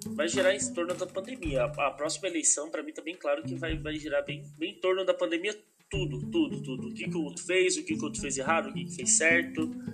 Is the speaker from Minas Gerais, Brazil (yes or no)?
yes; Extrema, Minas Gerais, Brazil; eu sou de Extrema, sul de Minas Gerais